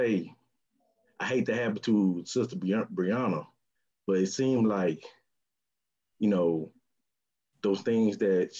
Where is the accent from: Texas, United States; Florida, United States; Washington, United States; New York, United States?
Texas, United States; Houston; I'm from Houston